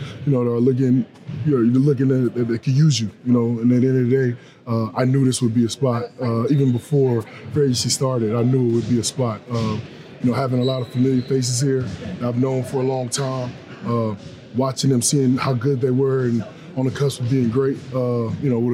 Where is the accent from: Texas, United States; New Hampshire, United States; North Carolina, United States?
North Carolina, United States; I'm from North Carolina